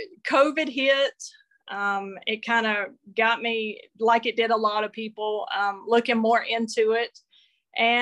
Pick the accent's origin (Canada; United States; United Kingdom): United States; North Carolina; I grew up in North Carolina. I still live in Western North Carolina, up in the mountains.